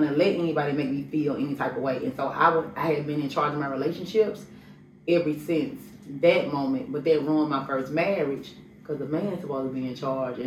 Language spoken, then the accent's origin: English; Memphis, Tennessee, United States; I'm from Memphis, Tennessee